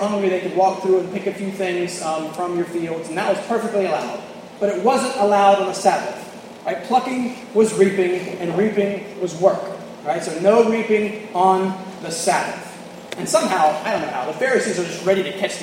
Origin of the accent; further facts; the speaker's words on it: the South, United States; moved away; I'm from the South